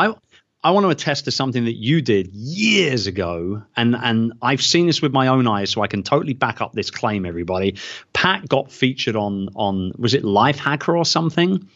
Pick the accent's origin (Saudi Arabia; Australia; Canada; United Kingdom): United Kingdom; born or raised there; moved away as an adult